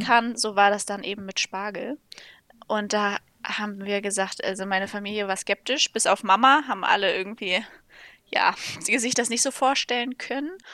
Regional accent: Lübeck, Schleswig-Holstein, Germany; ich bin ähm, zusammen mit meinem Bruder auf dem landwirtschaftlichen Betrieb meiner Eltern aufgewachsen

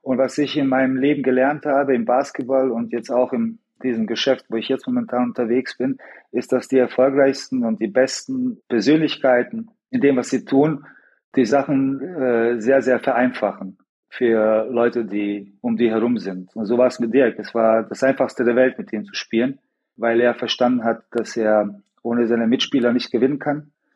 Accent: Sarajevo, Federation of Bosnia and Herzegovina, Bosnia & Herzegovina; ich in Sarajevo geboren bin

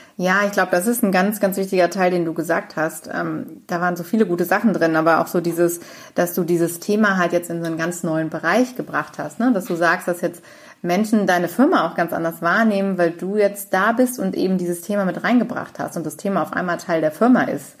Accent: Cologne, North Rhine-Westphalia, Germany; ich bin auch in Köln aufgewachsen

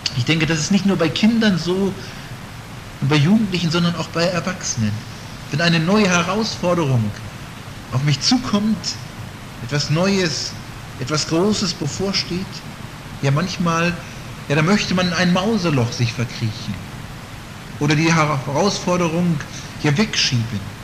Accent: Northern Germany, Germany; in Norddeutschland, wo ich herkomme

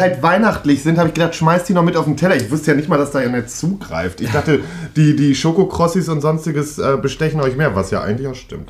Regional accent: Münster, North Rhine-Westphalia, Germany; in der Nähe von Münster und das ist halt wirklich meine Geburtsstadt dann auch

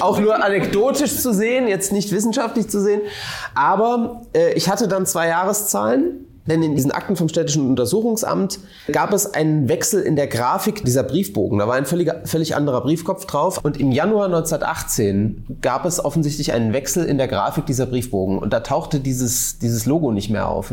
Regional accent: Rhine-Neckar, Germany; aus meiner Heimat, aus dem Rhein-Neckar-Raum

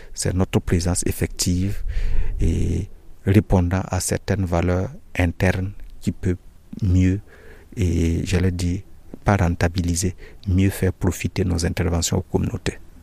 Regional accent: Burkina Faso; moved away as an adult; now in Mao, Chad; je viens du Burkina

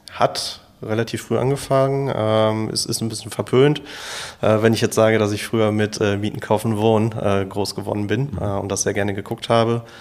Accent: Bochum, North Rhine-Westphalia, Germany; komme ursprünglich aus Bochum, ähm, bin hier geboren und aufgewachsen

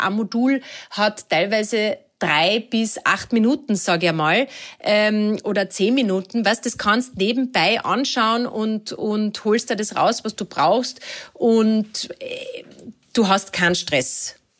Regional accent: Lake Wörthersee, Carinthia, Austria; ich bin ja, ähm, in Kärnten am Wörthersee aufgewachsen

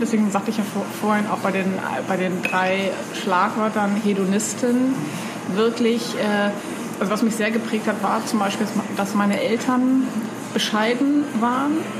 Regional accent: East Germany, Germany; now in Hamburg, Germany; ich bin zwar in Ostdeutschland aufgewachsen

